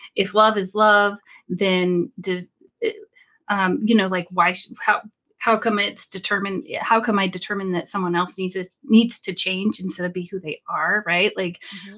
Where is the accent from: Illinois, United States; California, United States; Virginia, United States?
California, United States; Sacramento; I'm from Sacramento, California